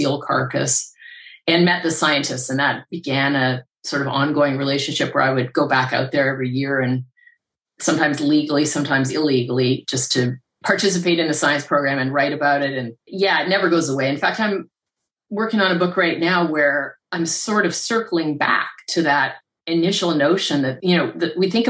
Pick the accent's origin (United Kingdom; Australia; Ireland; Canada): Canada; I grew up around lakes in Canada